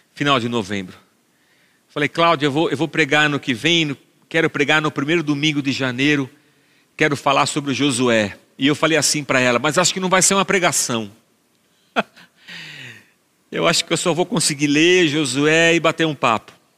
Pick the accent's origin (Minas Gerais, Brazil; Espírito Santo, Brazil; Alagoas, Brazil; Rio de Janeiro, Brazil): Minas Gerais, Brazil; Barbacena; cantava essa música quando era pequeno, lá em Barbacena.